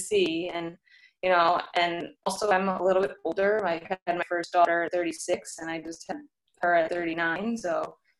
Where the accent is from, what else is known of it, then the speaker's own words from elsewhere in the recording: St. Louis, Missouri, United States; now in New York, United States; I'm from St. Louis originally, and I moved to New York pretty much on my own.